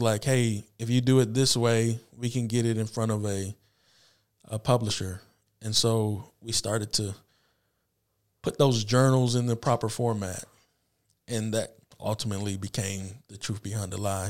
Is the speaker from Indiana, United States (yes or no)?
yes; Anderson, Indiana, United States; also born or lived in Peoria, Illinois; born and raised in Anderson, graduated from Highland in two thousand seven